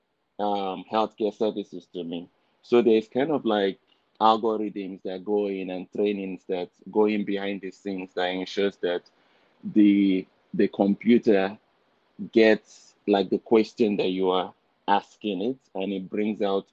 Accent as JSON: {"language": "English", "country": "Nigeria", "tie": "born or raised there", "moved": "as an adult", "lives_now": "Canada", "said": "originally I'm from Nigeria. So I was born and raised in Nigeria."}